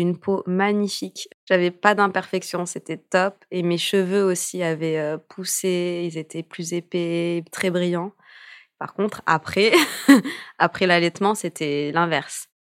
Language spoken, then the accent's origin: French; France; also born or lived in Morocco (ancestry) / United States; je suis française, je suis née en France, mais j'ai des origines aussi marocaines